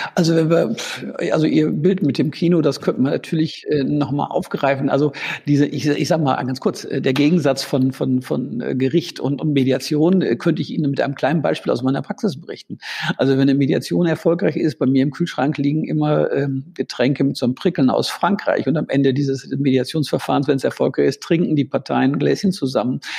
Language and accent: German; Münster, North Rhine-Westphalia, Germany; ich komme gebürtig gebürtig aus Münster